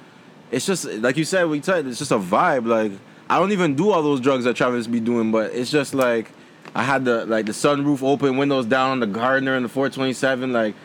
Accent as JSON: {"language": "English", "country": "Jamaica", "said": "I'm Jamaican."}